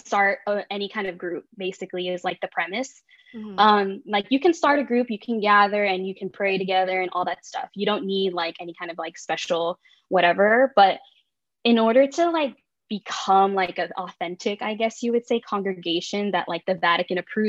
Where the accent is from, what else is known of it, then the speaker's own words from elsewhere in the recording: Bay Area, California, United States; now in Southern California, United States; I'm from the Bay Area, and when I moved to like SoCal